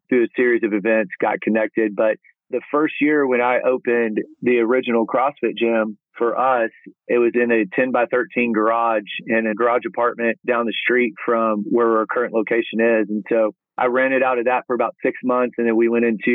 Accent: Abilene, Texas, United States; also born or lived in Dallas-Fort Worth Metroplex, Texas; I'm born and raised in Texas, born out in Abilene, which people call that West Texas, but it's really kind of central

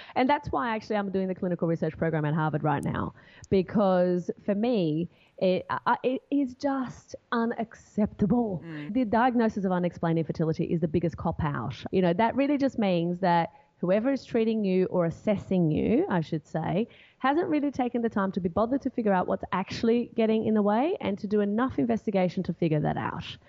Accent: Brazil; moved away as an adult; now in Australia; I'm originally from Brazil and uh, my parents still live in Brazil now, but they immigrated here and they lived here for a few years decided to go back and then when i turned 18 i was like okay i need to i can't live in brazil anymore

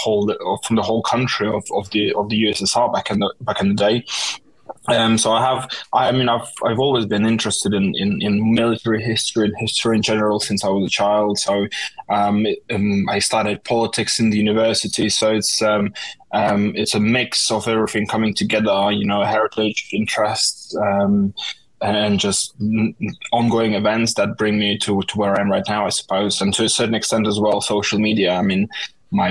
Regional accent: Estonia; first language Russian; English is a second language; now in London, United Kingdom; my first language is Russian, and Estonian is my second language. Although I've been learning it from very young age, as I was born in Estonia

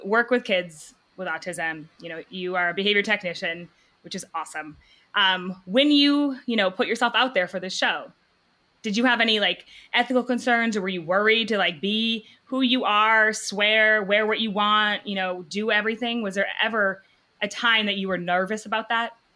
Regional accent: New Hampshire, United States; I'm from New Hampshire. I'm here in Dallas

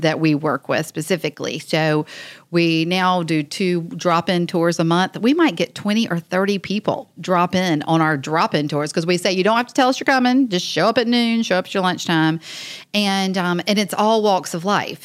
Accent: Wilmington, North Carolina, United States; I'm originally born and raised in Wilmington, so I love Wilmington

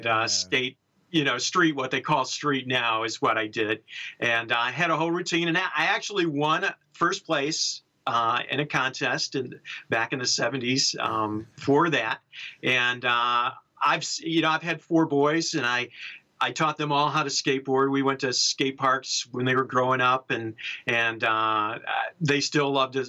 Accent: Chicago, Illinois, United States; moved away as an adult; now in San Francisco, United States; I grew up in Chicago

